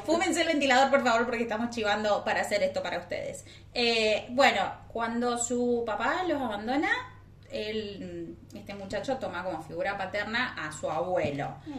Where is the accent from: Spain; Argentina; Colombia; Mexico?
Argentina; San Martín, Mendoza; yo soy de San Martín.